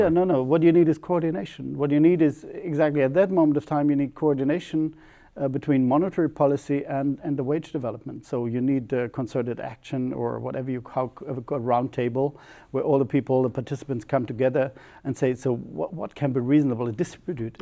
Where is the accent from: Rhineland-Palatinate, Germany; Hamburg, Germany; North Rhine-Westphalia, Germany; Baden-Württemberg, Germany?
Rhineland-Palatinate, Germany; near Ramstein / Baumholder region; English is a second language; Ramstein is 30 kilometers from my hometown